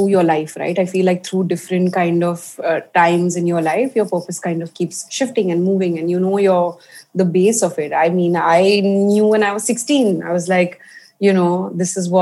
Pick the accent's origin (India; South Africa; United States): India; also born or lived in Paris; I grew up baking, and I grew up baking in India